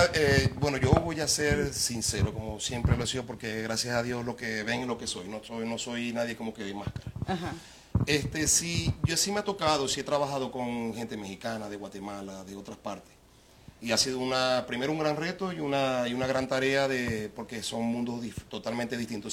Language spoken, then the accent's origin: Spanish; Venezuela; moved away; Yo me siento muy, muy, muy venezolano